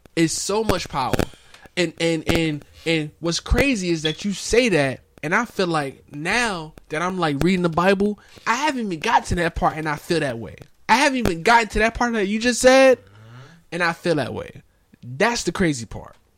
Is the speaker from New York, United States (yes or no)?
yes; New York City, New York, United States; growing up in Brooklyn